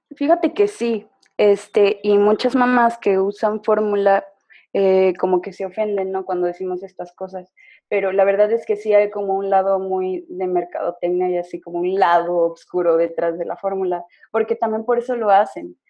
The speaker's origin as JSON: {"language": "Spanish", "region": "San Luis Potosí", "country": "Mexico", "moved": "as an adult", "lives_now": "Mexico City, Mexico", "said": "Soy de San Luis Potosí, pero tengo seis meses que me fui a residir a la Ciudad de México por trabajo de mi pareja"}